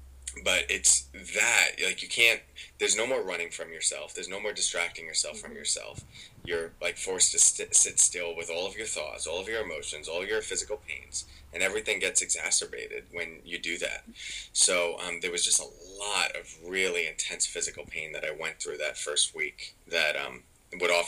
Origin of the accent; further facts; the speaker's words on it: New York, United States; I'm from New York